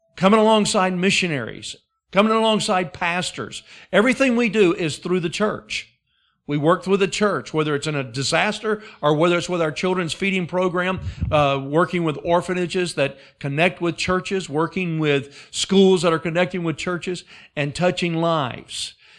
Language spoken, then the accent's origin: English; Alabama, United States; moved away as an adult; also born or lived in Wisconsin / Alaska; I was raised in Alabama